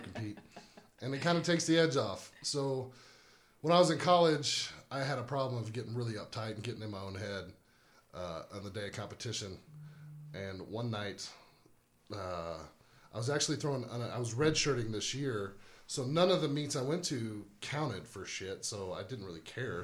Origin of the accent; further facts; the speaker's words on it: New Braunfels, Texas, United States; from New Braunfels, Texas